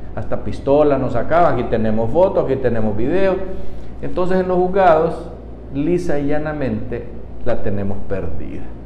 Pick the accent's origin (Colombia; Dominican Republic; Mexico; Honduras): Honduras